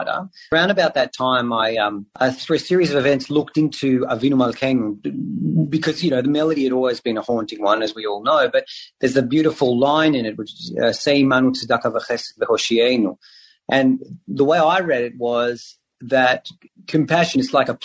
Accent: Israel; now in Australia; I speak Hebrew. I grew up in Israel

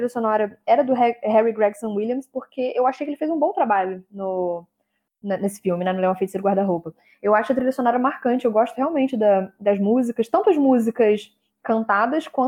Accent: United Kingdom; Perdão, que eu sou britânica, aquelas.

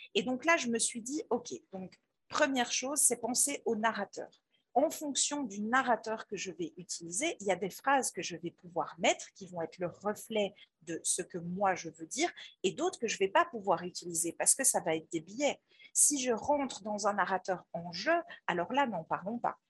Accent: Belgium; moi, je suis belge

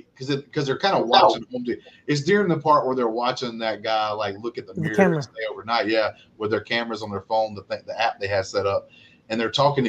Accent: Alabama, United States; I'm from Alabama.

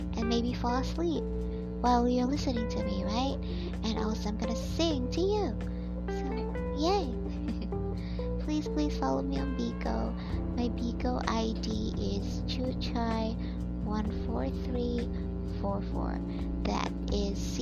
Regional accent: Philippines; I am a Filipino

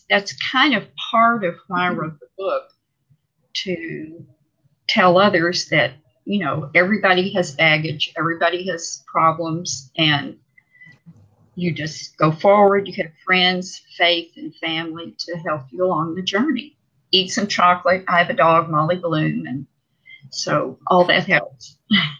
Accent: Dallas, Texas, United States; also born or lived in Saigon, Vietnam / Udorn, Thailand; my school, Hockaday in Dallas

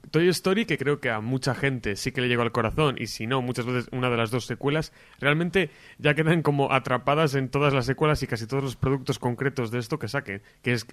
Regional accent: Palencia, Castile and León, Spain

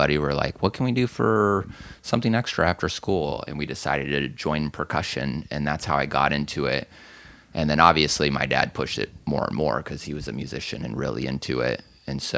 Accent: Anaheim, California, United States; moved away; also born or lived in Phoenix, Arizona; I was from Anaheim

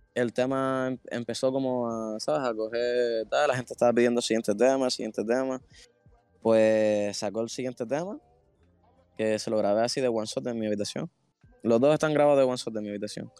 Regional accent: Canary Islands, Spain; siendo de Canarias

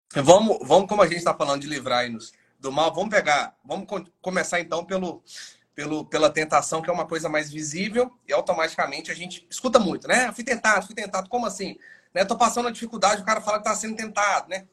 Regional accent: Governador Valadares, Minas Gerais, Brazil; moved away as an adult; now in Vitória da Conquista, Brazil; sou natural de Governador Valadares, Minas Gerais, mas já fazem aí praticamente um ano e nove meses que eu estou morando em Vitória da Conquista

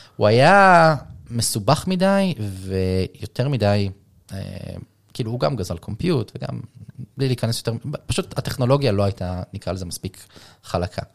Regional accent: Israel; בתור ישראלי

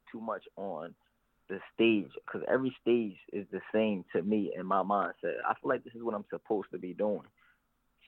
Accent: Philadelphia, Pennsylvania, United States; How we grew up in Philadelphia

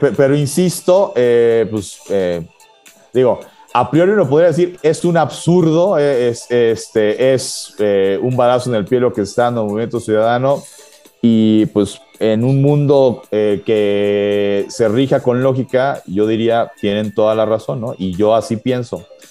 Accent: Mexico; yo lo digo como mexicano de este lado

